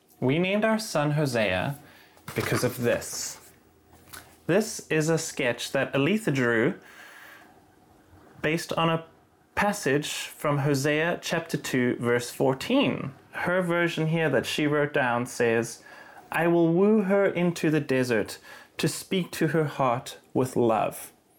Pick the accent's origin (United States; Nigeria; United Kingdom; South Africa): South Africa; Cape Town, Western Cape; moved away; I moved here from Cape Town, South Africa.